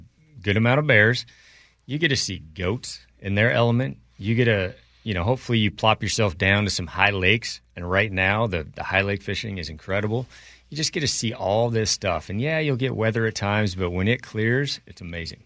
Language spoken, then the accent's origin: English; Montana, United States; I'm from Montana